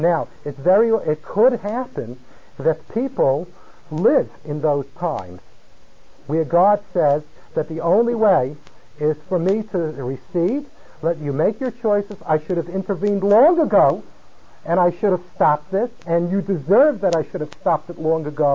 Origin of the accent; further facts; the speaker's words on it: California, United States; moved away; I come from California.